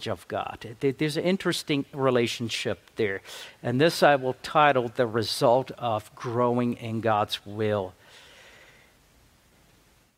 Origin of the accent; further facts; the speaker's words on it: South Africa; moved away; I'm from South Africa. I make up English as I go along